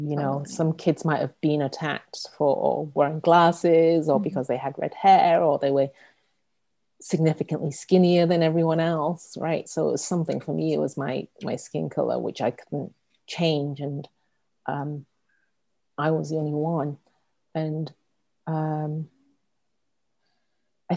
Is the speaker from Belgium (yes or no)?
no; England, United Kingdom; moved away as an adult; also born or lived in Hong Kong; now in San Francisco, United States; I was born and raised in England, you know, the child of first generation immigrants, in a small, very white town, a blue collar town